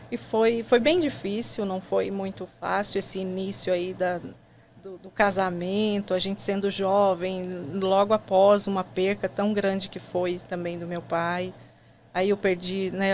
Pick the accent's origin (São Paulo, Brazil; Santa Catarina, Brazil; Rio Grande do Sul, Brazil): Santa Catarina, Brazil; Criciúma; moved away as an adult; now in United States; Eu sou catarinense, né? Nasci em Criciúma, um lugarzinho pequeno lá de Santa Catarina